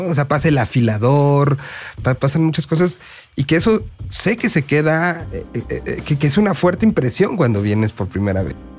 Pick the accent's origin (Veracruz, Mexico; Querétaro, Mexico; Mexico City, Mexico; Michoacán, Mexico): Mexico City, Mexico; como habitante y como que nací en esta Ciudad de México